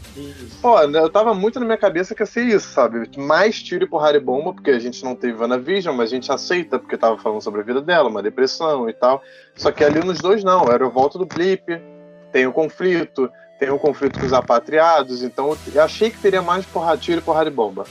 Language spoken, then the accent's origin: Portuguese; Brazil; eu sou brasileiro